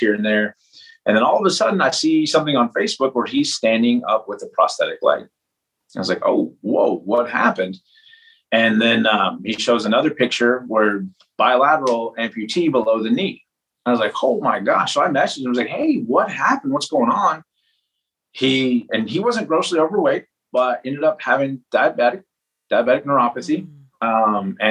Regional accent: Lubbock, Texas, United States; I was up from the Lubbock area

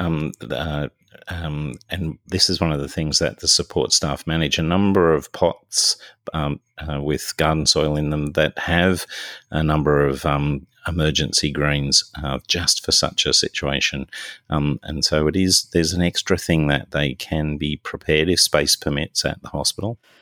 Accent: New South Wales, Australia; my home state, state of New South Wales

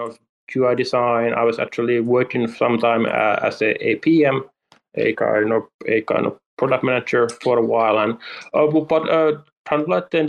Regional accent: Helsinki, Uusimaa, Finland; I'm from Helsinki, Finland

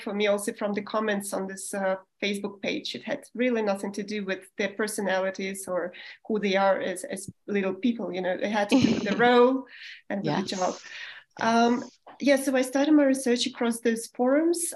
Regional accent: Moscow, Russia; moved away as an adult; also born or lived in Germany / Spain; I was born in the Soviet Union still in Moscow.

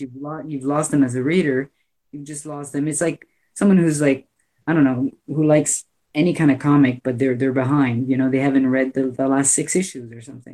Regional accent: Canada; I'm Canadian

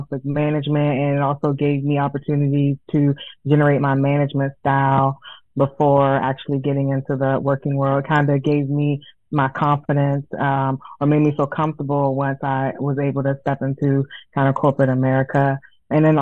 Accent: Prince George's County, Maryland, United States; moved away

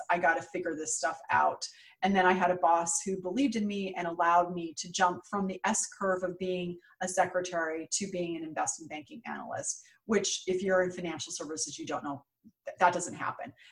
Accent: West Coast, United States; now in New York, United States; Super scary to me because I grew up on the West Coast.

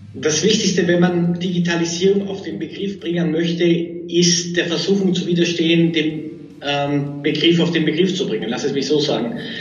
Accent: Austria; also born or lived in Munich / Oxford; now in Vienna, Austria; bin ich jetzt wieder nach Wien zurück, bin selber Österreicher.

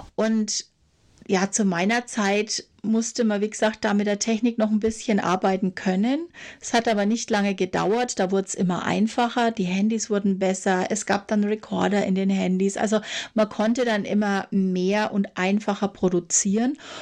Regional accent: Franconia, Bavaria, Germany; also born or lived in Nuremberg; ich komme auch aus Franken

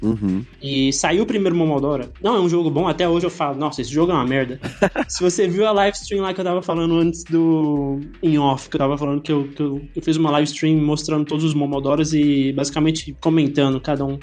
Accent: Goiânia, Goiás, Brazil; moved away; sou de Goiânia, então é uma cidade, assim, quase como do interior, né? É capital de Goiás

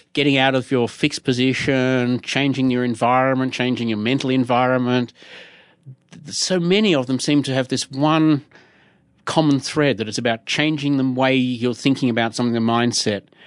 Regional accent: Australia; I'm Australian, not American

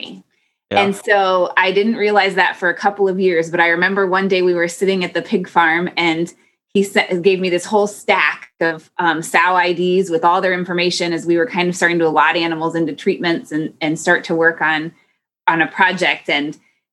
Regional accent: Carmel, Indiana, United States; I grew up in Carmel, Indiana, which is just outside of Indianapolis

